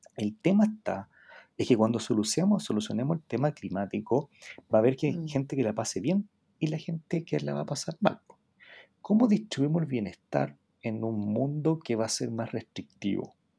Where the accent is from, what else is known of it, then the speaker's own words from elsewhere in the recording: Iquique, Tarapacá, Chile; yo soy de Iquique